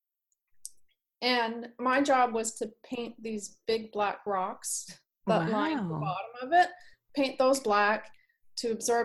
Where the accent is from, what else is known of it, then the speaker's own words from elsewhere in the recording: Canada; moved away as an adult; now in Northern California, United States; I'm from Canada, and I've been here for almost 20 years